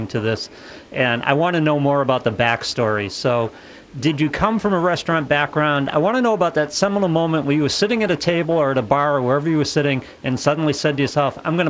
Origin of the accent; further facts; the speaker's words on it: New England, United States; I'm a New England born and bred guy